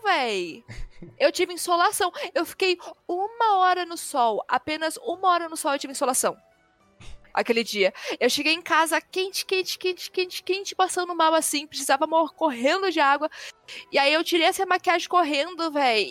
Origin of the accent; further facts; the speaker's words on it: Brasília, Federal District, Brazil; eu sou de Brasília